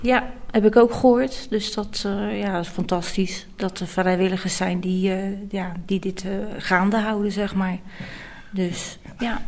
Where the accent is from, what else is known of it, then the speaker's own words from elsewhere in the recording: Rotterdam, South Holland, Netherlands; ik kom uit Rotterdam